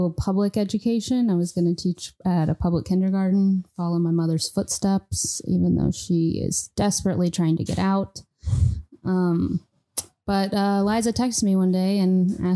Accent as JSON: {"language": "English", "town": "Monroe", "region": "Louisiana", "country": "United States", "tie": "born or raised there", "also_born_or_lived": "Portland", "moved": "as an adult", "said": "I was born in Monroe, Louisiana"}